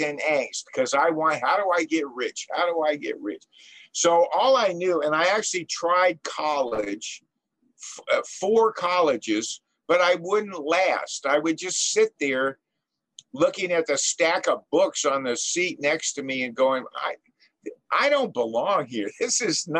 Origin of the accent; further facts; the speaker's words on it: Los Angeles, California, United States; I was born and raised in Southern California in the San Fernando Valley, in Encino, actually, which is a very rich town.